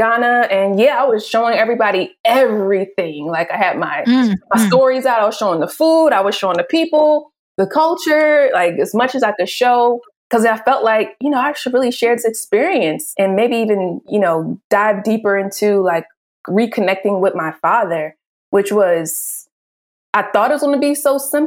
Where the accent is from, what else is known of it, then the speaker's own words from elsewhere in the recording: Philadelphia, Pennsylvania, United States; I'm from Philly